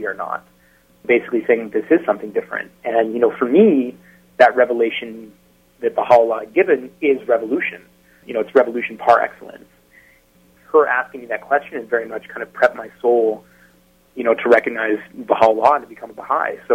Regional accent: Eastern Washington, United States; also born or lived in Seattle; I moved back from Seattle to Eastern Washington to be with my family

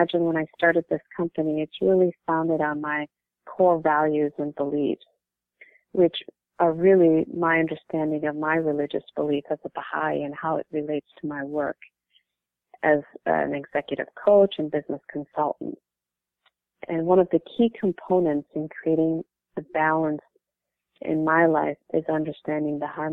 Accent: St. Paul, Minnesota, United States; I grew up in Minnesota, St. Paul, Minnesota, since I was 8 years old, and this has been home to me during my childhood, adolescence, and most of my adult years.

